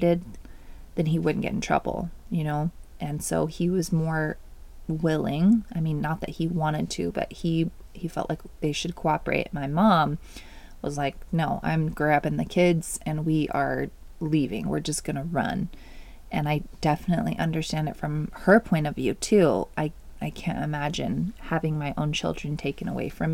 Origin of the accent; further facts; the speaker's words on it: Oregon, United States; also born or lived in California / Washington; I was born in California. We moved to Washington, where my brother was born, and then Oregon is where I grew up